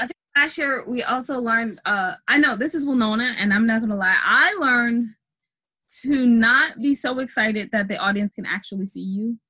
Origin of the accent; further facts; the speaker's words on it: United States; We're American